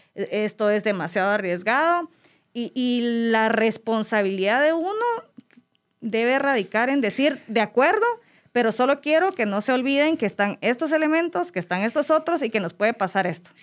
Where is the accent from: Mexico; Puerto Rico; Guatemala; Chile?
Guatemala; Yo hablo de Guatemala porque para mí es mi, mi adoración, es mi tierra